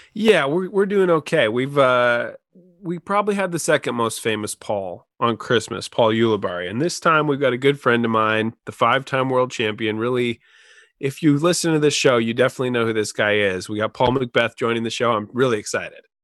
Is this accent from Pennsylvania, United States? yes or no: no; Oregon, United States; now in Washington, United States; being from Oregon